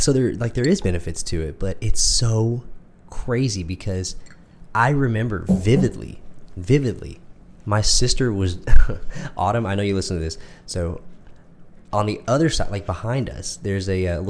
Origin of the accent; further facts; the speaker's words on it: Midlothian, Texas, United States; we're from Texas, from a very small town called Midlothian. I lived here almost my entire life. I was born 20 minutes up the road, mm-hmm. but this is my hometown.